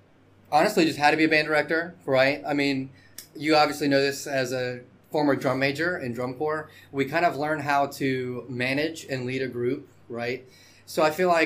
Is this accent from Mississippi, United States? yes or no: yes; Biloxi, Mississippi, United States; I'm from here, you know, from Biloxi, you know, so this is my hometown